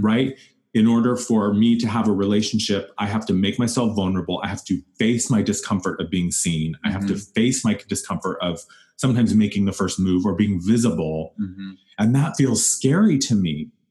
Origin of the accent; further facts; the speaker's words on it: Wyoming, United States; moved away; when I grew up in Wyoming